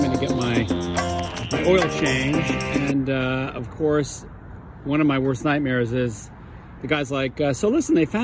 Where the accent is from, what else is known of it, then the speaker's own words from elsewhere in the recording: New York, United States; moved away as an adult; now in Vermont, United States; I grew up in New York in the 60s and 70s